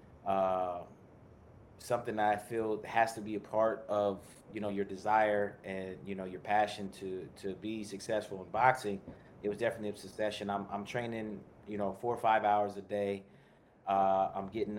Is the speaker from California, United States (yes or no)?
yes; Bay Area, California, United States; also born or lived in Portland, Oregon / Livermore, California / Tracy, California / Sacramento, California; I moved to California, 4 or 5 years old. We started moving out through California, various parts throughout the Bay Area. I went to high school in the Tri-Valley, which is Livermore, Granada High School